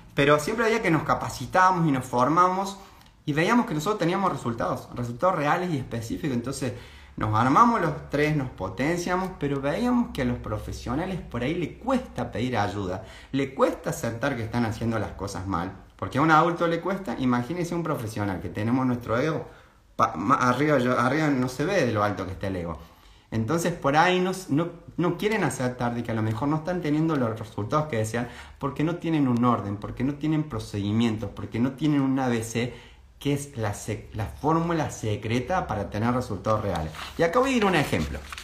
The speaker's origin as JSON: {"language": "Spanish", "region": "Córdoba", "country": "Argentina", "accent": "cordobés tonada", "said": "sos muy cordobés"}